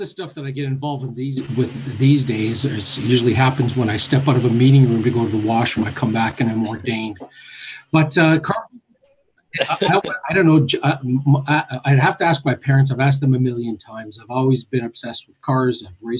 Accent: Niagara, Ontario, Canada; I'm a native Niagaran. And growing up in Niagara, Ontario, Canada, General Motors is a large influence in St. Catharines, Welland area.

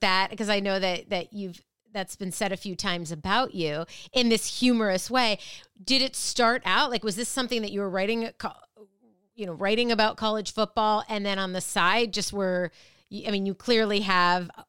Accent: Minnesota, United States; I grew up in Minnesota

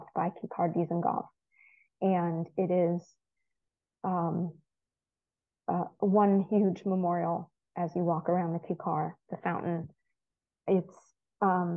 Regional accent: United States; moved away as an adult; also born or lived in Haifa, Israel; now in Israel; I grew up as an American Reform Jew

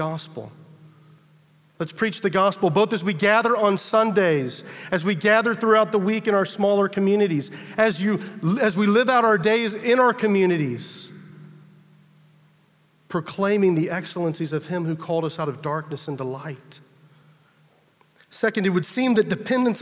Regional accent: United States; as an American

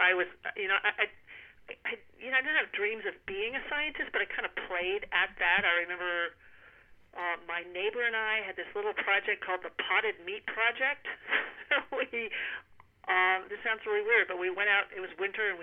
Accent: Hanover, New Hampshire, United States; I grew up in Hanover, New Hampshire, which is where Dartmouth College is

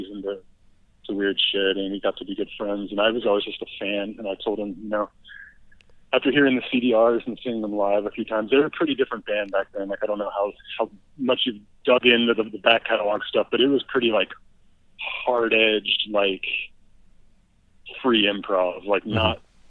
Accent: Louisville, Kentucky, United States; moved away as an adult; also born or lived in Chicago; And then I moved back home to Louisville and I kind of felt like a stranger in my hometown again.

